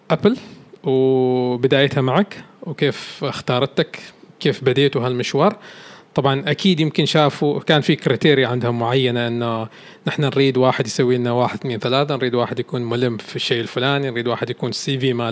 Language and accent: Arabic; Oman; انا يمكن اكثر انسان افرح واسعد لما اشوف الشركات الكبيره تتعاقد معنا نحن كعمانيين